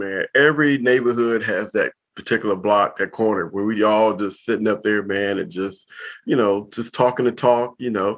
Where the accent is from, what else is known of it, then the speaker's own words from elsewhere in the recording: Compton, California, United States; moved away as an adult; also born or lived in Korea; now in Washington, D.C., United States; I grew up in Compton.